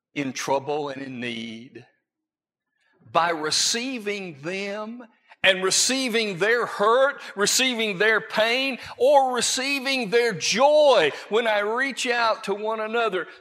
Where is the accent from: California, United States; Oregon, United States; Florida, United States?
Florida, United States; I grew up in Florida